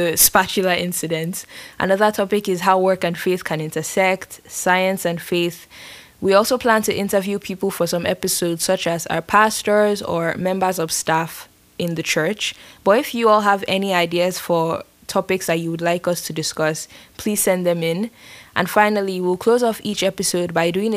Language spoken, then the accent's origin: English; Nigeria; now in San Francisco, United States; I am from Nigeria